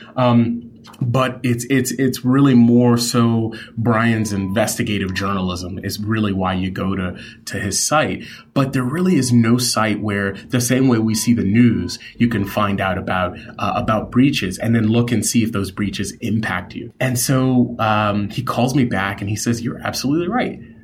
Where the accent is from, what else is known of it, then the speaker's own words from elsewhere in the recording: New York City, New York, United States; I grew up in New York City